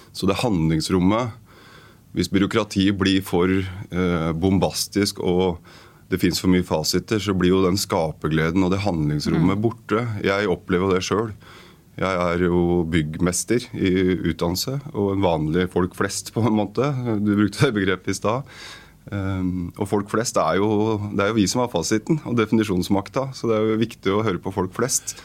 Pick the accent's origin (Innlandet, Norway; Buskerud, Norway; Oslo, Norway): Oslo, Norway; jeg blitt boende i mitt uh, barndomsområde